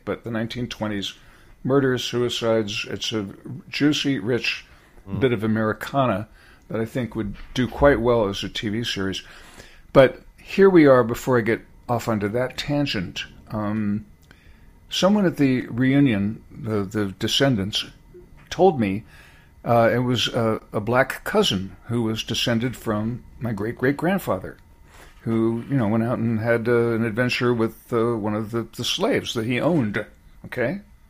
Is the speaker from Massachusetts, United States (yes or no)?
no; California, United States; Coming from California, I was going out to college in Berkeley, which was the center, the epicenter of the whole hippi